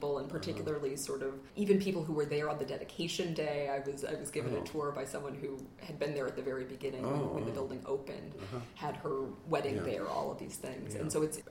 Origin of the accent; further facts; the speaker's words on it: Chicago, Illinois, United States; I grew up in Chicago on the University of Chicago campus